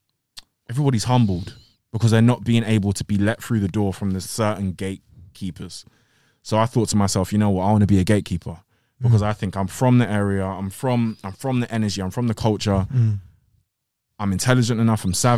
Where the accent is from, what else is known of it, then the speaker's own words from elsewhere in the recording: Greenford, London, United Kingdom; West London. West London, North West London, same kind of thing.